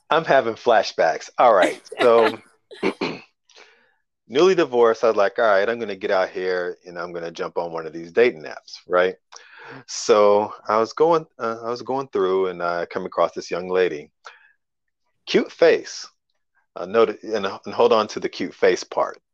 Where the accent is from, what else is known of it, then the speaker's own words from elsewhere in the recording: Kentucky, United States; also born or lived in Chicago area; now in Chicago, United States; I'm from Kentucky, but I'm living in the uh, Chicago area